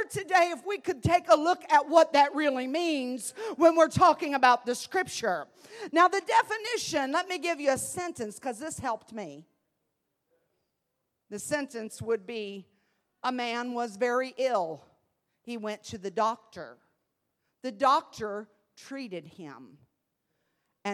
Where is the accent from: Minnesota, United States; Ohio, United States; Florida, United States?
Ohio, United States; Columbus; moved away as an adult; now in Evansville, United States; being a city girl, I was raised in Columbus, Ohio